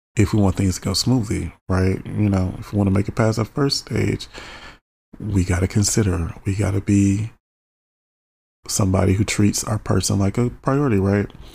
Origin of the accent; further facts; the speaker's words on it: Michigan, United States; I'm born and raised in Michigan